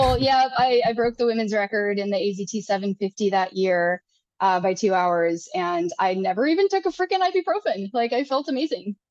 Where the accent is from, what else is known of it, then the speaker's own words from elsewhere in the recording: Minnesota, United States; also born or lived in Sonoran Desert, Arizona; now in Arizona, United States; i'm a minnesota farm girl like i did not grow up running across mountains